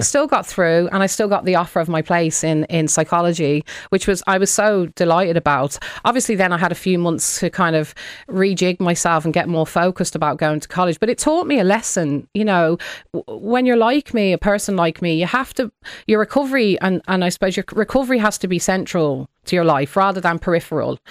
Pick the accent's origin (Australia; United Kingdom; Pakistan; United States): United Kingdom; I was in the U K